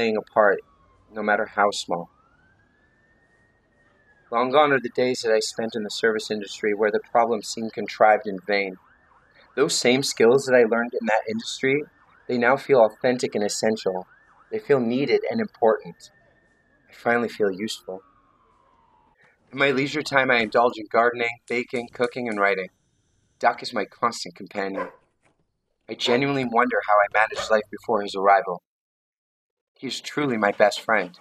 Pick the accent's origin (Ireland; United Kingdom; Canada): Canada; London, Ontario; I was born on March 17, 1980, at 7:21 a.m. in a small hospital in London, Ontario.